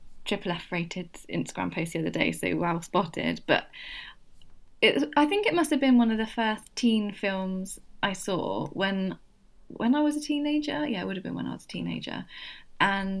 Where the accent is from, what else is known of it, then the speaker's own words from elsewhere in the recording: United Kingdom; I'm British